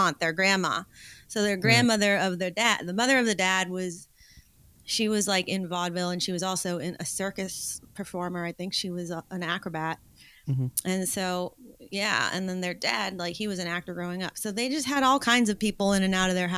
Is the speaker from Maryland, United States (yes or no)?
no; Los Angeles, California, United States; I grew up in the Hollywood Hills in Los Angeles.